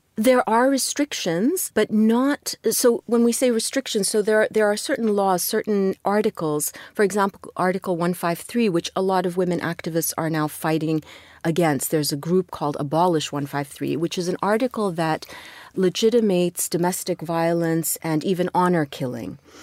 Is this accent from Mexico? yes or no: no; Kuwait; moved away as an adult; also born or lived in London / Edinburgh / St. Louis, United States; I was born in Kuwait, but I was really just a few months old when my parents moved to London, Edinburgh for a very short time, and then to Saint Louis. And I was there till I was six. and then moved back to Kuwait with my parents